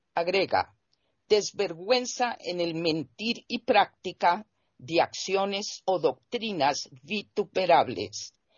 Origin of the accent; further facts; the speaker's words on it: Colombia; mi país, que es Colombia